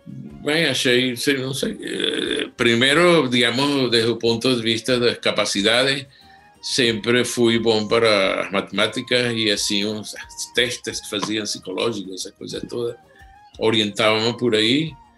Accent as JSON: {"language": "Portuguese", "town": "Caracas", "region": "Capital District", "country": "Venezuela", "tie": "born or raised there", "said": "eu nasci em Caracas"}